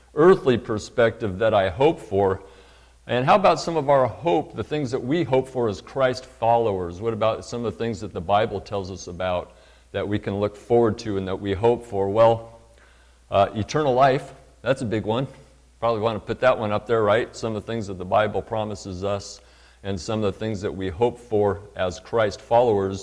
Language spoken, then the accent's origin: English; Paradise, California, United States; now in Redding, United States; that town was my hometown. I did 8th grade through high school up there. I'm a graduate of Paradise High School